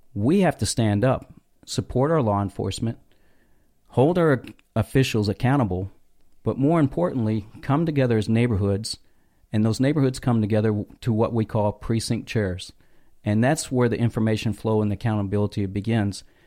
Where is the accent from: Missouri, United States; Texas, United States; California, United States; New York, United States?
Texas, United States; North; I grew up in North Texas